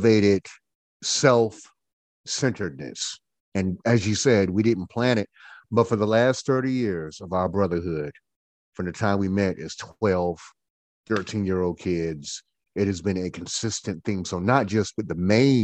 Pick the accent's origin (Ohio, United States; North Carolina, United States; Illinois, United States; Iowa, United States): North Carolina, United States; Goldsboro; now in Winston-Salem, United States; I am from Goldsboro. I am a Goldsboroianite from Goldsboro